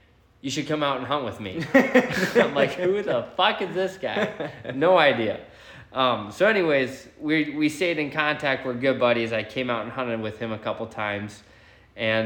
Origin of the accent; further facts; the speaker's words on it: South Dakota, United States; now in Montana, United States; I'm originally from South Dakota.